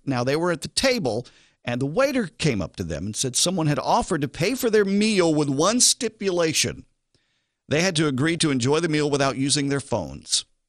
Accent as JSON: {"language": "English", "region": "the South", "country": "United States", "said": "I'm in the South and I'm from the South"}